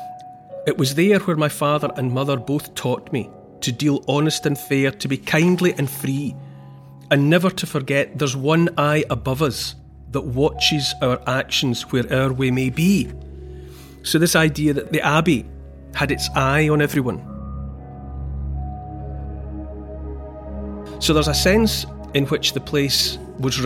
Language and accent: English; Dumfries, Scotland, United Kingdom; I grew up in Dumfries in the southwest of Scotland